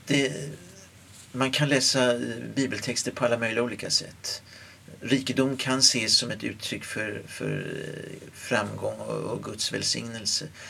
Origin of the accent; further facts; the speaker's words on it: Stockholm, Stockholm County, Sweden; moved away as an adult; now in Skara, Sweden; att flytta ifrån Stockholm där jag bott i 54 år eh, till Skara